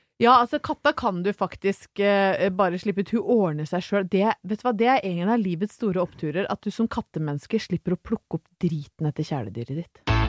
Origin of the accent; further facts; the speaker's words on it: Brøttum, Innlandet, Norway; til å være fra Brøttum